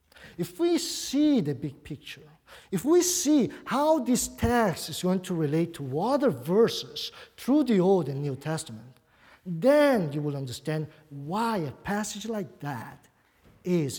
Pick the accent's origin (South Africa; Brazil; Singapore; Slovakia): Brazil; accent: Brazilian; English is a second language; also born or lived in Buenos Aires, Argentina; now in United States; I do have an accent. Probably many people, when I preach, they try to figure out where my accent comes from. It's Brazilian. I spent most of my life in Brazil. But of course, I wasn't born there. I was born in Argentina, actually.